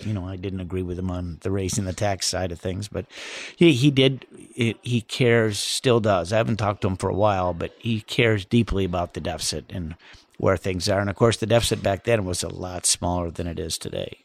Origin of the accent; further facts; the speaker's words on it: Southwest Michigan, United States; living in Southwest Michigan